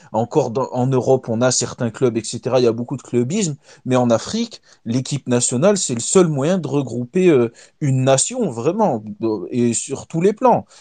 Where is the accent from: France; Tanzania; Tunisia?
Tunisia; chez nous en Tunisie